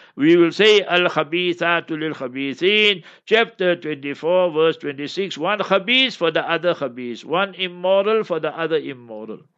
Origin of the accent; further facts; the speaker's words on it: Cape Town, Western Cape, South Africa; I come from Cape Town